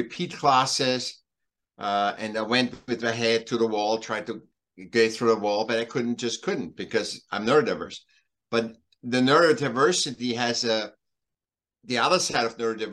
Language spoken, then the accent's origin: English; Vienna, Austria; moved away; I'm from Vienna, originally born in Vienna, in Austria, okay. Europe, and then I came here